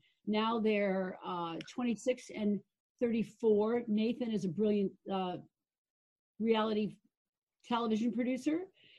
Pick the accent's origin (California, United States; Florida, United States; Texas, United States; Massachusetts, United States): Florida, United States; Hollywood; also born or lived in Brooklyn, New York / New York; I was born in Brooklyn at St. Charles Hospital in Brooklyn Heights. I left Brooklyn when I was 18 months old, and my parents ended up in Hollywood, Florida, of all places. I have two sisters, and growing up in Hollywood was like unbelievable